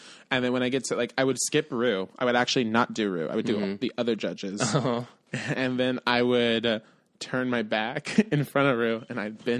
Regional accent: California, United States; Bitch, I'm from California, bitch.

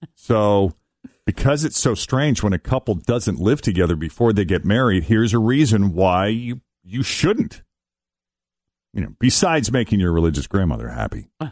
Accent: Boston, Massachusetts, United States; I grew up in Boston

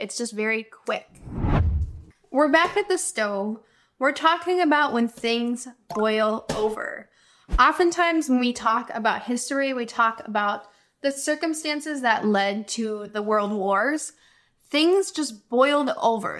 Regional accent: United States; I'm an American English teacher

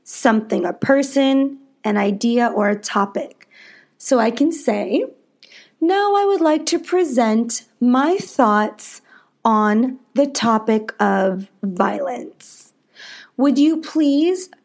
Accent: United States; I am an American English teacher

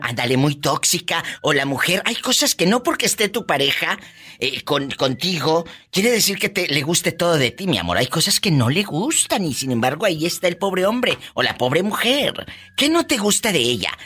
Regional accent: Matamoros, Tamaulipas, Mexico; moved away; mi tierra, Matamoros, Tamaulipas

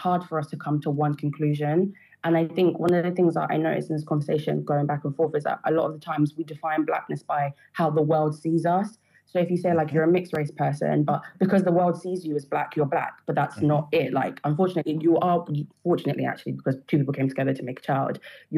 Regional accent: United Kingdom; if I go and I fill out a census, I will say I'm Black British. Mm-hmm. But I know in myself, whilst I am Black British, again, it goes down to I'm my tribe first. I'm from the country I am next.

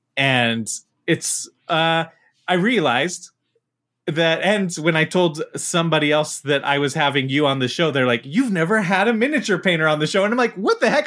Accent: Utah, United States; I, I'm from Utah

